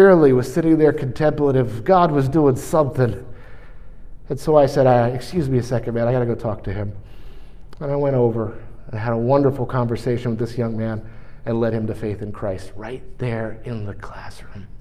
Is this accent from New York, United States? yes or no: yes; New York, United States; I'm from New York